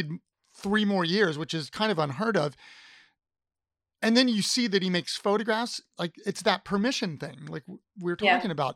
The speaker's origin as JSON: {"language": "English", "region": "Ohio", "country": "United States", "moved": "yes", "lives_now": "Richmond, United States", "said": "I'm originally from Ohio"}